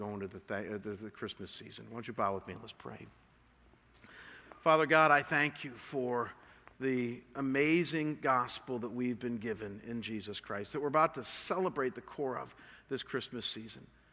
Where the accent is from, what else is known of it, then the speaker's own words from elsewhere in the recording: Cleveland, Ohio, United States; moved away; I come from Cleveland, Ohio